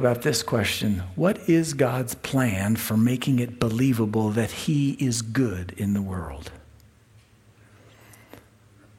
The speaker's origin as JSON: {"language": "English", "country": "United States", "said": "as an American Christian"}